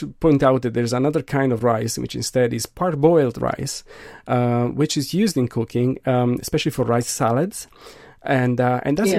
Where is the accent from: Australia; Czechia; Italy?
Italy; Milan, Lombardy; I'm from Milan